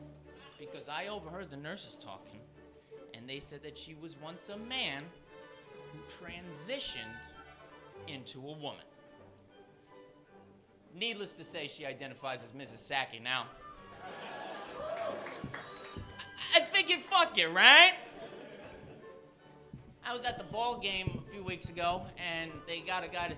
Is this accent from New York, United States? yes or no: yes; New York, United States; moved away; also born or lived in Los Angeles; I'm from New York, but I was living in Los Angeles